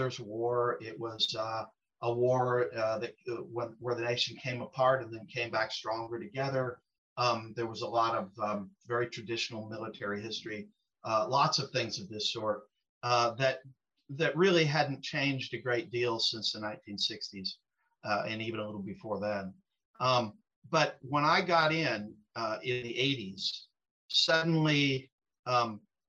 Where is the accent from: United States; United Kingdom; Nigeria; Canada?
United States; Western Illinois; where I was living in Western Illinois